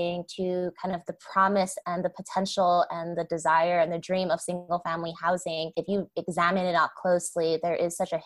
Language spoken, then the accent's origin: English; Los Angeles, California, United States; I was born and raised in Los Angeles